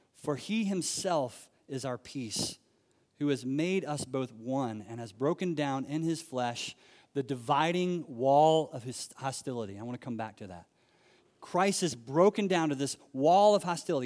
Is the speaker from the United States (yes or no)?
yes; United States; moved away as an adult; also born or lived in Tanzania; I'm an American